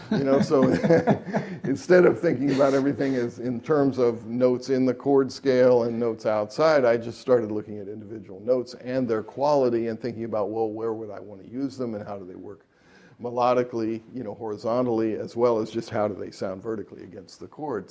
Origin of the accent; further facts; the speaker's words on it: Dayton, Ohio, United States; I grew up in Dayton, Ohio. I was born in 1954